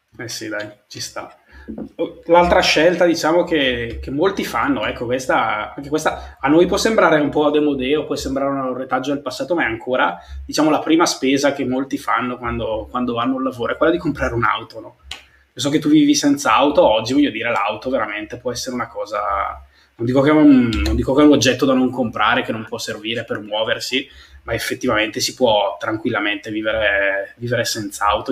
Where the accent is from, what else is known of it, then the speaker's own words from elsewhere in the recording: Brescia, Lombardy, Italy; io comunque vengo da Brescia, quindi dalla provincia